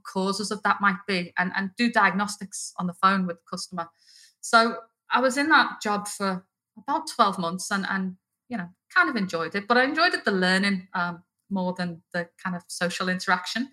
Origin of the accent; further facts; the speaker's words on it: Liverpool, North West England, United Kingdom; moved away as an adult; now in Australia; I'm not originally Australian, although I am a very proud Australian now. I'm from Liverpool in the north of England. And I've been here almost 18 years, so the accent's obviously not going anywhere.